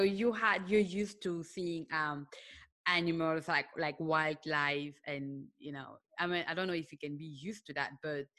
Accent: Cameroon; born there; also born or lived in Senegal; I was born in Cameroon, and then I lived in Senegal.

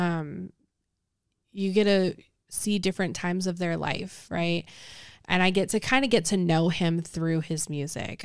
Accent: Las Vegas, Nevada, United States; moved away as an adult; now in Houston, United States; I'm from Las Vegas

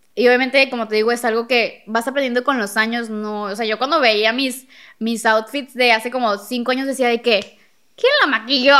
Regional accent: Monterrey, Nuevo León, Mexico; yo somos de Monterrey

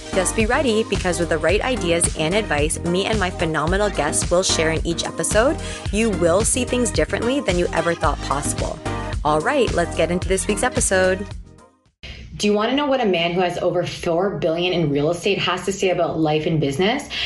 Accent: Toronto, Ontario, Canada; my hometown of Toronto

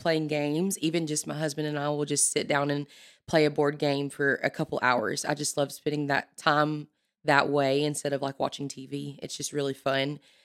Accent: El Dorado, Arkansas, United States; moved away as an adult; now in Conway, United States; I'm from South Arkansas, El Dorado, Arkansas

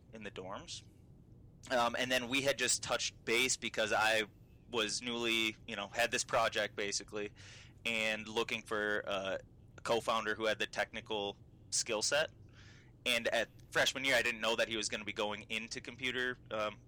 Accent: Minneapolis–Saint Paul, Minnesota, United States; also born or lived in Iowa City, Iowa; I was born and raised in Minnesota, in the Twin Cities

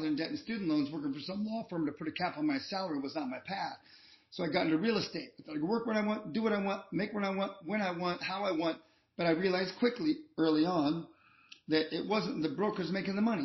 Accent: Columbus, Ohio, United States; I'm from Columbus, Ohio

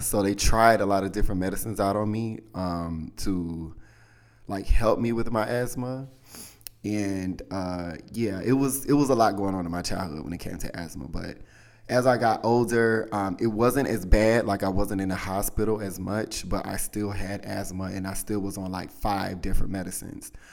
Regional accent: South Carolina, United States; I'm from the South, y'all. From South Carolina

